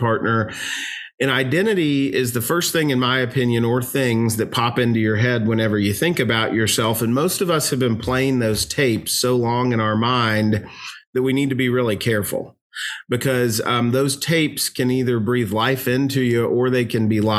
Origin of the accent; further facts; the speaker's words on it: Louisville, Kentucky, United States; I was born and raised in Louisville, Kentucky. Lord willing, I'll die here.